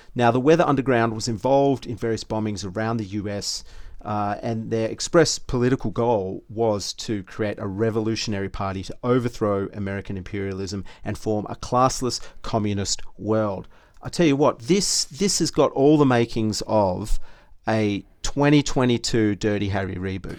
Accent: Australia; we're three Aussie blokes

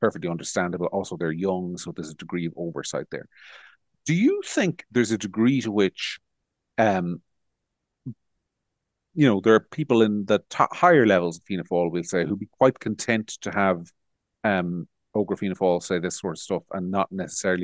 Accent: Monaghan, Ulster, Ireland; I was born and raised in Monaghan

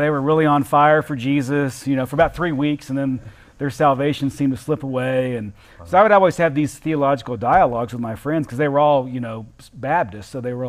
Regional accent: Southern United States, United States; as a Southerner, if it's not, you know, you're going straight to hell

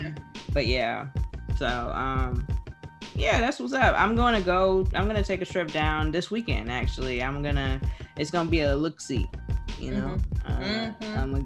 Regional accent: Hilton Head, South Carolina, United States; I'm from Hilton Head, South Carolina

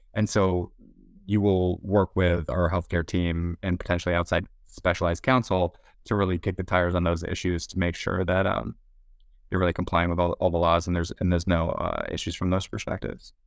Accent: Boston, Massachusetts, United States; moved away as an adult; now in San Francisco, United States; born and raised in Boston

